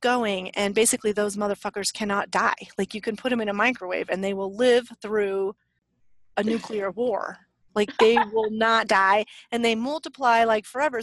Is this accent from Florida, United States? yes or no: no; Leadville, Colorado, United States; now in Santa Fe, United States; I'm from Leadville